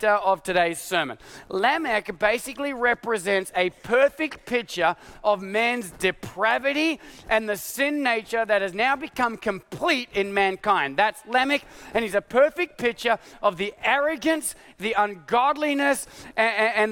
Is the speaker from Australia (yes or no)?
yes; Australia; now in United States; my Australian passport